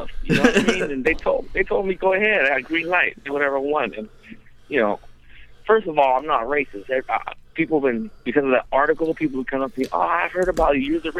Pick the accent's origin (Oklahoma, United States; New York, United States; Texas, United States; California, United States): California, United States; Cali, right? So we're spoiled with it.